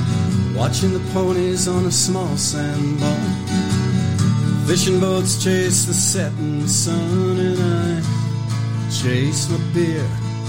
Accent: outside of Baltimore, Maryland, United States; And as a young kid, I was raised outside of Baltimore.

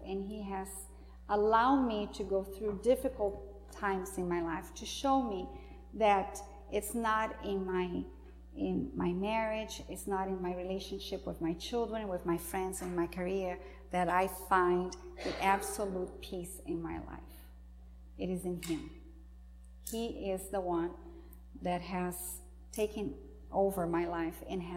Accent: home state with Iguaçu Falls, Paraná, Brazil; moved away; This is Iguaçu Falls. Not in my hometown, my home state

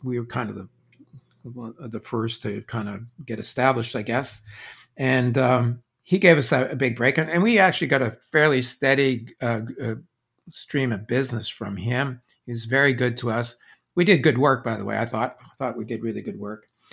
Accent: Quebec, Canada; my growing up in Quebec

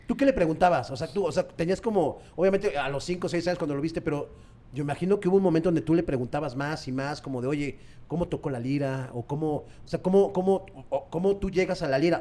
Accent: Mexico; nosotros como mexicanos tenemos como un inglés muy básico

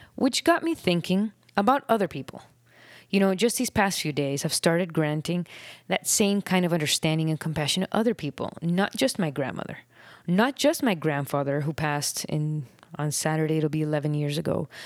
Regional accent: Miami, Florida, United States; now in Nicaragua; I grew up in Miami

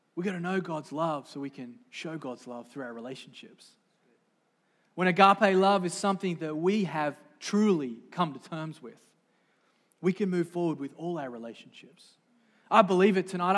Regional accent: Sydney, New South Wales, Australia; moved away; I didn't come from here. I grew up in Sydney, Australia, the great Southland of the Holy Spirit

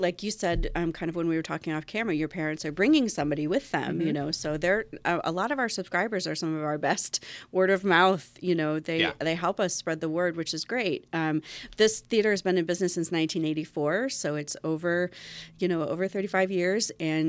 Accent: Winchester, Virginia, United States; Well, I'm actually from Winchester originally.

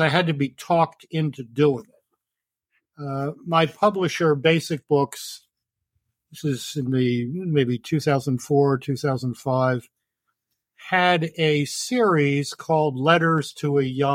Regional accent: Baltimore, Maryland, United States; I was born in Baltimore in 1951

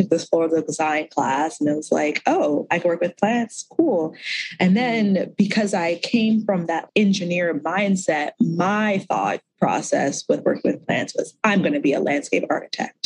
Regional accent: DC area, Mid-Atlantic, District of Columbia, United States; I grew up in the Mid-Atlantic in the DC area

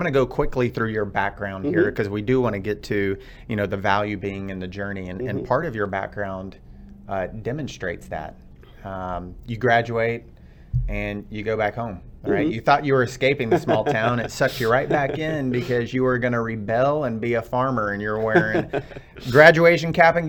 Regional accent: Texas, United States; I'm from Texas, born and raised.

